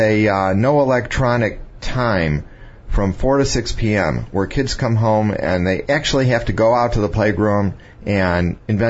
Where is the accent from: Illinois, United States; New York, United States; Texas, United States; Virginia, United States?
Illinois, United States; Chicago; I grew up around Chicago